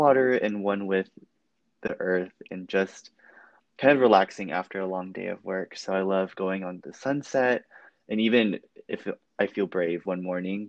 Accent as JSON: {"language": "English", "town": "Beaumont", "region": "Texas", "country": "United States", "tie": "born or raised there", "also_born_or_lived": "Houston, Texas / Louisiana", "moved": "as an adult", "lives_now": "Austin, United States", "said": "I spent most of my life in the Gulf Coast area. I lived in Louisiana for a couple years, and I grew up mainly in Beaumont, which is a small town in southeast Texas."}